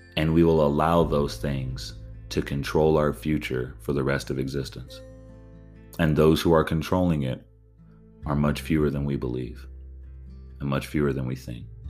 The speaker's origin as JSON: {"language": "English", "region": "California", "country": "United States", "said": "I'm from California"}